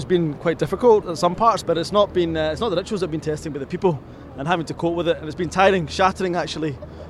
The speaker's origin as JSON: {"language": "English", "town": "Glasgow", "region": "Scotland", "country": "United Kingdom", "said": "from Glasgow."}